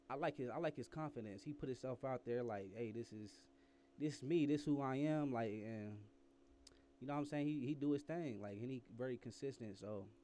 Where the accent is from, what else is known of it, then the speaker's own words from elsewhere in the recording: Fort Wayne, Indiana, United States; also born or lived in Oklahoma City; I'm I'm originally from Fort Wayne, Indiana, but I mean, I've been everywhere. I've been uh I lived in Oklahoma City, Fort Worth, Texas, back and forth.